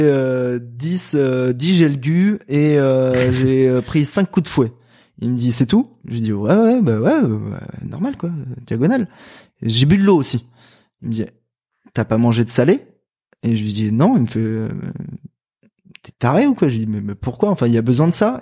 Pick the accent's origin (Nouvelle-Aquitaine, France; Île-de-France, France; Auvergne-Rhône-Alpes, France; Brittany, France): Île-de-France, France; Val-de-Marne, Paris region; moi je viens du Val-de-Marne, dans le 94, en région parisienne